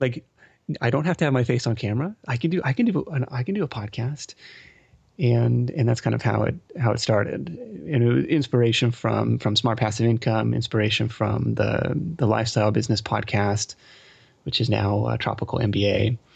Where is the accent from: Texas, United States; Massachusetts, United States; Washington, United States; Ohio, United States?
Washington, United States; Seattle; also born or lived in East Coast; now in California, United States; I grew up in Seattle